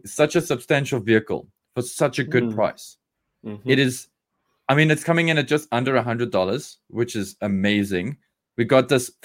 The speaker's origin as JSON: {"language": "English", "country": "South Africa", "said": "We are South Africans"}